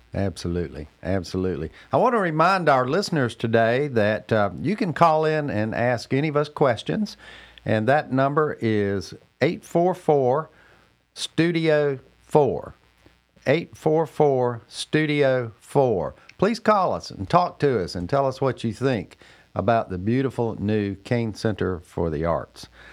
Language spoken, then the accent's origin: English; Cornelius, North Carolina, United States; here in my hometown, Cornelius, North Carolina